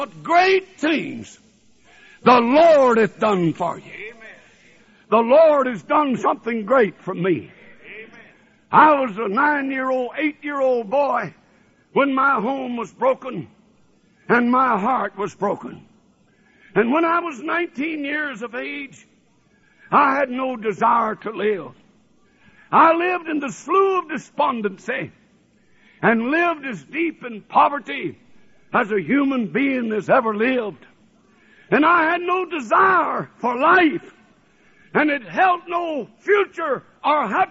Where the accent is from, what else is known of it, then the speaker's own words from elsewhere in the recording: North Alabama, United States; also born or lived in New Orleans, Louisiana / Tennessee / Ohio; now in Michigan, United States; I was born in New Orleans, Louisiana, and I was raised in Alabama